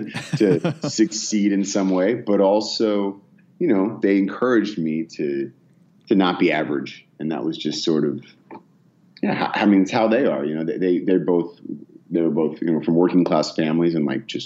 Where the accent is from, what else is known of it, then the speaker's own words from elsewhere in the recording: Bay Area, California, United States; also born or lived in Oak Ridge, Tennessee; I grew up mostly in the Bay Area in California, actually. I was born in Oak Ridge, Tennessee